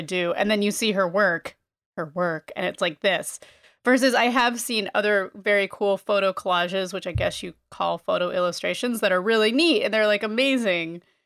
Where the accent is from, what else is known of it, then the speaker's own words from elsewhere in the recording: Northeast, United States; I am from the Northeast.